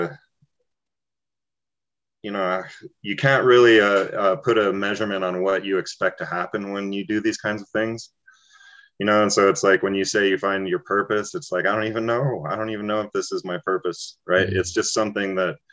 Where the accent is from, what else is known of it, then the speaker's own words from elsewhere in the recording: Taos, New Mexico, United States; as a young person, like growing up in Taos, I was a child of hippies